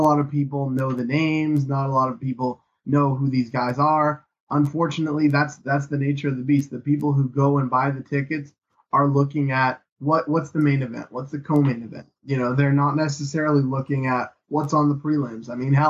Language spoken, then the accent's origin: English; Canada; being Canadian and having a lot of Canadians on the card is definitely one thing